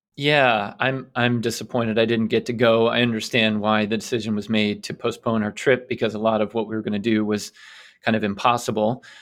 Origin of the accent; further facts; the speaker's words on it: United States; also born or lived in England; as an American